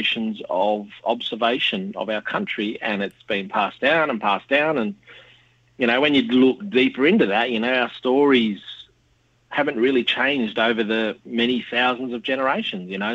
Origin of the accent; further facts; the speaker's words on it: Sydney, New South Wales, Australia; moved away as an adult; now in Canberra, Australia; born and bred in Western Sydney and now live in Canberra on Ngunnawal country